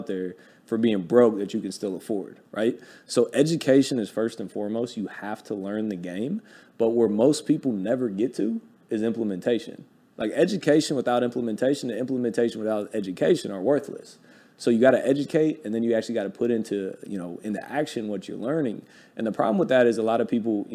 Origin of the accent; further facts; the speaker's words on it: Ohio, United States; I'm from Ohio